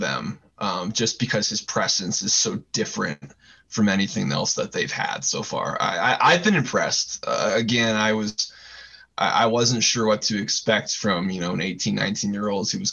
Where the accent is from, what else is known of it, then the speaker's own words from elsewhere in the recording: Southern California, United States; I grew up in Southern California watching the Pac-12